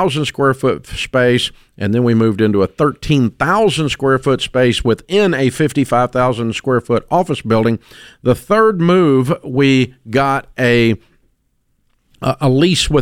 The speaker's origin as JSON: {"language": "English", "town": "Antioch", "region": "Tennessee", "country": "United States", "tie": "born or raised there", "said": "I grew up in Antioch, Tennessee"}